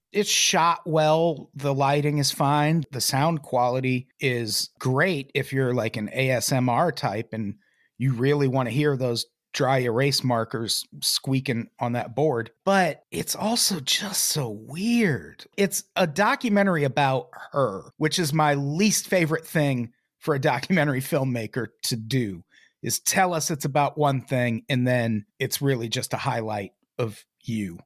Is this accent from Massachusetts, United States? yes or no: no; Peoria, Illinois, United States; where I grew up in Peoria